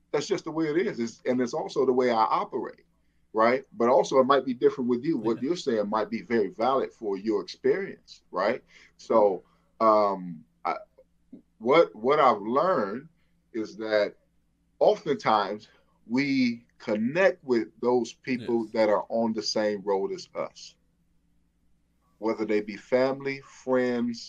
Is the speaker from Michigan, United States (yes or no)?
yes; Flint, Michigan, United States; moved away; I'm from Flint, Michigan.